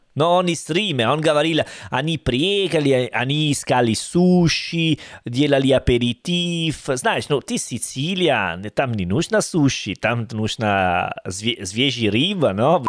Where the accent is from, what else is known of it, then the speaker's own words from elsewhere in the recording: Salerno, Campania, Italy; Russian is a second language; Я из Салерно, это уже юге